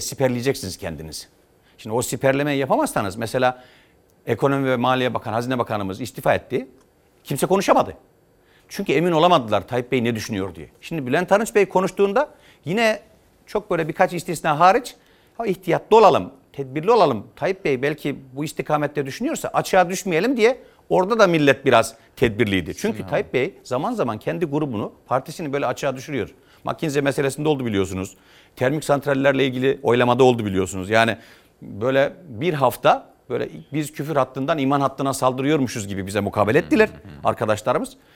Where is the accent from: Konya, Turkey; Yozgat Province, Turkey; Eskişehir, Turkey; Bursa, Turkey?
Yozgat Province, Turkey; moved away as an adult; also born or lived in Trabzon (family origin, Çaykara); now in Ankara, Turkey; Ben Yozgat'ta doğdum.